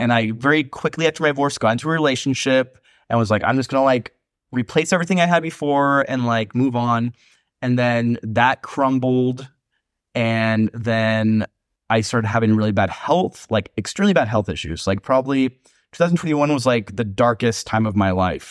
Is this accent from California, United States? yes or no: yes; Long Beach, California, United States; moved away as an adult; now in Mexico City, Mexico; I'm from Long Beach